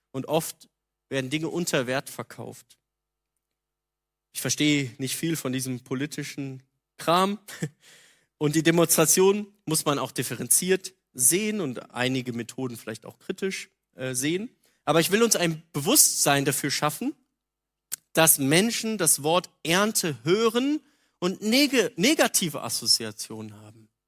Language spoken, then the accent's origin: German; North Rhine-Westphalia, Germany; Also ich komme aus der Nähe von Köln, da gab es das.